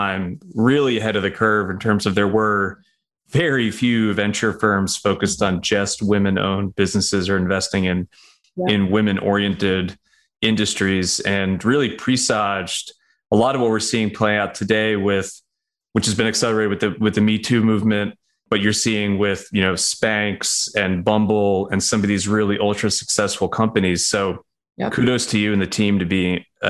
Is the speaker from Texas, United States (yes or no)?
no; New York, United States; now in Nashville, United States; as the New Yorker